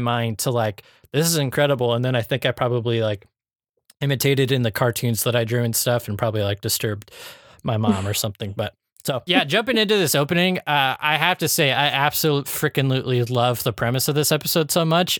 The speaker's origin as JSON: {"language": "English", "region": "Iowa", "country": "United States", "tie": "born or raised there", "said": "growing up in Iowa"}